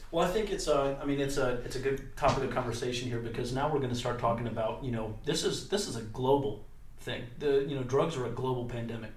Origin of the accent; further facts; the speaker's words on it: United States; We are the American people.